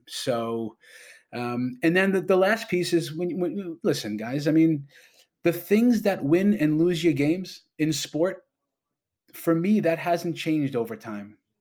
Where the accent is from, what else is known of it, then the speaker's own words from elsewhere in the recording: New York, United States; now in Toronto, Canada; I'm a New Yorker